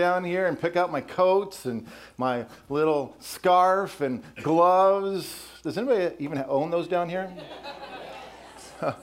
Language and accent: English; Colorado, United States; also born or lived in Wisconsin; now in Texas, United States; I grew up in Colorado and then spent 14 years in Wisconsin